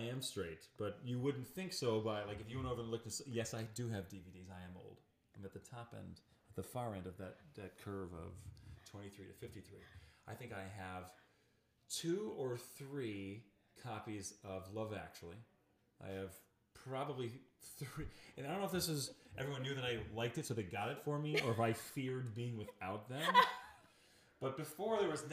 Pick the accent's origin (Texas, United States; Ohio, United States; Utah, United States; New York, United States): New York, United States; Rome; moved away as an adult; also born or lived in Orlando, Florida; I would come back to Central New York, where I'm from Rome, New York